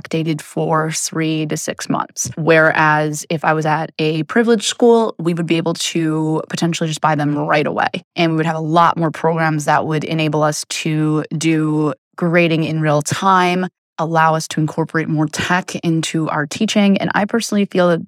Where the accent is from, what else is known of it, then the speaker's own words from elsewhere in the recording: New York City, New York, United States; When I was growing up in Queens, I actually went to a public school and there were 4,000 students